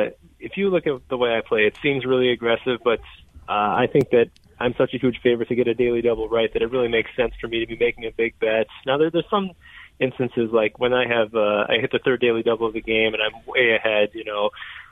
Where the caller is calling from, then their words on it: Las Vegas, Nevada, United States; Las Vegas.